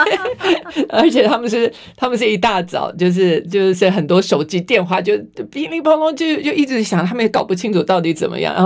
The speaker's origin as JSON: {"language": "Chinese", "country": "Taiwan", "tie": "born or raised there", "said": "我生在台湾，长在台湾，心在台湾。"}